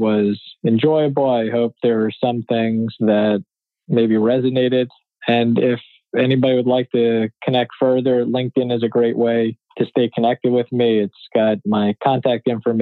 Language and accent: English; Philadelphia, Pennsylvania, United States; My hometown team